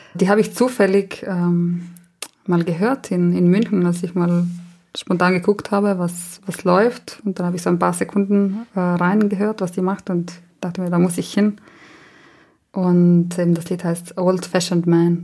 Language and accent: German; La Val, Trentino-Alto Adige, Italy; first language Ladin; German is a second language; das ist dieses Dorf, wo ich aufgewachsen bin